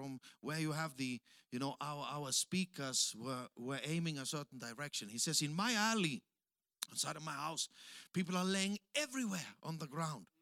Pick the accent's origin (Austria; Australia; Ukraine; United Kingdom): Austria; English is a second language; moved away as an adult; also born or lived in Africa; now in Tanzania; I'm from Austria.